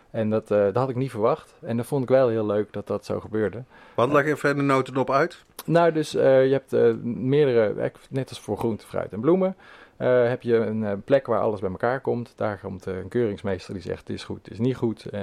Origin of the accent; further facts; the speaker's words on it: Schaijk, North Brabant, Netherlands; moved away as an adult; also born or lived in Nijmegen; now in Amsterdam, Netherlands; ik eh, ben in Nijmegen. Dus eh, daar ligt mijn hart. En in Schaik ben ik